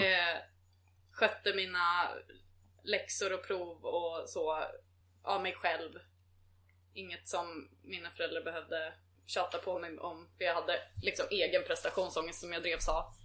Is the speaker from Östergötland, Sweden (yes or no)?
no; Mariefred, Södermanland, Sweden; Sen så flyttade vi till Mariefred ut på landet